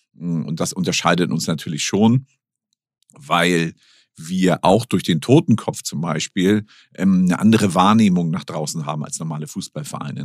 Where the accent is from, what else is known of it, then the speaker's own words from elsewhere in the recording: Hamburg, Germany; ich bin nun in Hamburg geboren